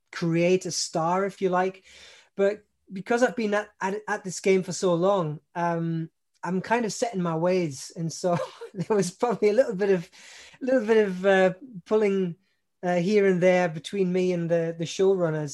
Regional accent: Newcastle upon Tyne, North East England, United Kingdom; moved away as an adult; now in Germany; I've been here for basically 20 years, but I come originally from Newcastle upon Tyne. That's in the northeast of England

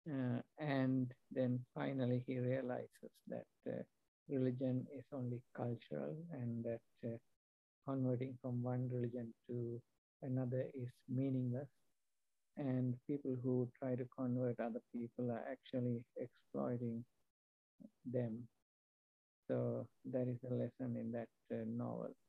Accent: Sri Lanka; also born or lived in England / New Zealand / Australia; now in United States; right now I live in the US, uh, but uh, I'm originally from Sri Lanka. I have lived and worked in many countries, uh, including uh, England, uh, New Zealand

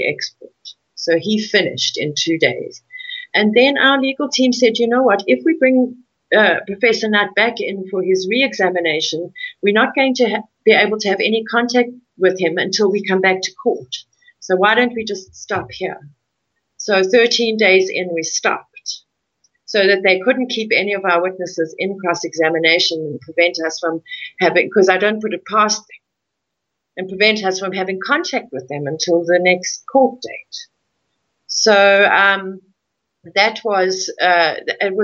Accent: South Africa; my ancestors came here in 1820, so I'm very much entrenched as a South African

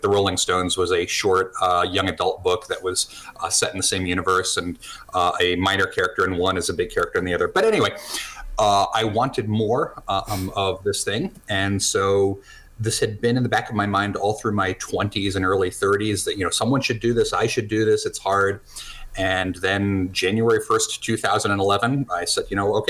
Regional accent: New Jersey, United States; now in New Hampshire, United States; I'm an American. I grew up in New Jersey and bouncing around a few other states

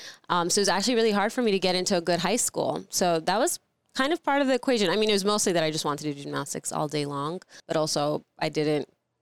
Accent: New York City, New York, United States; also born or lived in Soviet Union; And we were Jewish refugees, so we like ran away from the Soviet Union. Landed in Brooklyn, New York. That's where I grew up. I was Russian

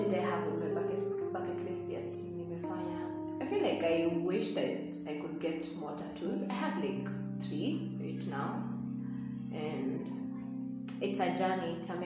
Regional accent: Machakos, Machakos County, Kenya; I come from Machakos, I'm 23 years old

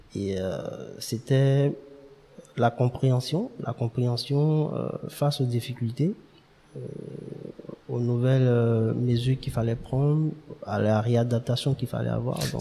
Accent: Abidjan, Côte d’Ivoire; also born or lived in Dimbokro / Yamoussoukro / Toumodi; nous sommes venus à Abidjan, à depuis 95 euh, où j'ai fait pratiquement tout mon, mon cursus jusqu'à la classe de BTS.

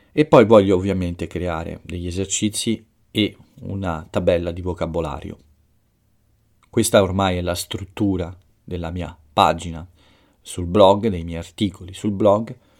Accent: Italy

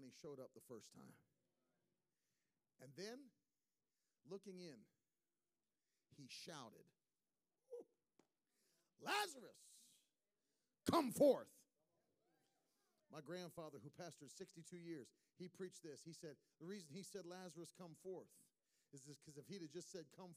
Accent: West Virginia, United States; I grew up in West Virginia

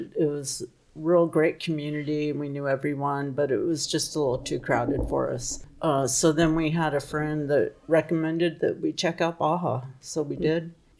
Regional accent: East Bay, California, United States; moved away as an adult; also born or lived in Southern Oregon; Well, I was born in California, too, in the Bay Area. I grew up in the East Bay back in the 70s, 60s, 70s, and I moved up to Oregon in 1985.

